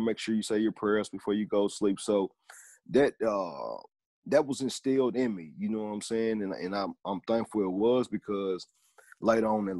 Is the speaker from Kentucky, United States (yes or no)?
yes; Hopkinsville, Kentucky, United States; I'm from Hopkinsville, Kentucky